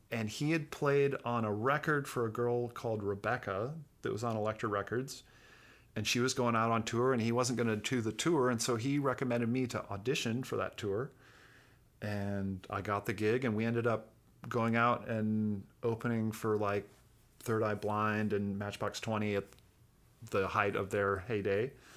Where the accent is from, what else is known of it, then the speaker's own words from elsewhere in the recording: Fairbanks, Alaska, United States; moved away; Growing up in Alaska